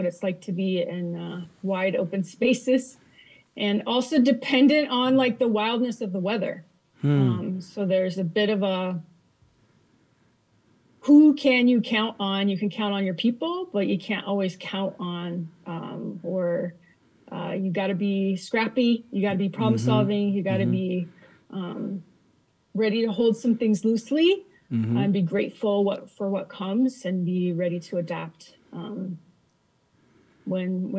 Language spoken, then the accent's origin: English; Kansas, United States; I grew up in Kansas, in a little town in Kansas, a little farm community